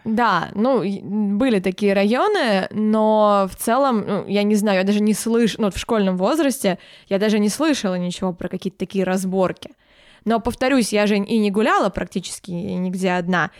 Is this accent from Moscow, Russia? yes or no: yes; Moscow, Russia; also born or lived in Podolsk, Moscow Oblast; когда я пошла в школу, э, я переехала в Москву